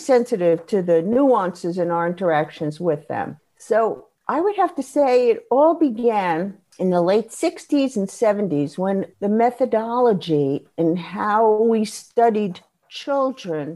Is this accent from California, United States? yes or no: no; New York City, New York, United States; And I grew up in Brooklyn.